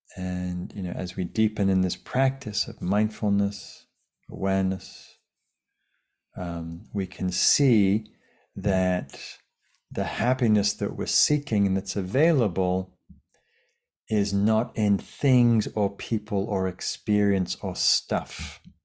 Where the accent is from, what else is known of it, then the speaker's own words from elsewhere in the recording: Lake District, North West England, United Kingdom; now in Sausalito, United States; in the fells of, of northern England where I grew up in the Lake District.